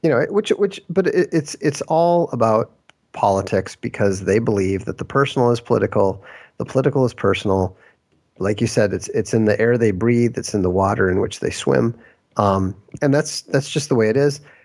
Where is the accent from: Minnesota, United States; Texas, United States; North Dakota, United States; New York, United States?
Minnesota, United States; I grew up in Minnesota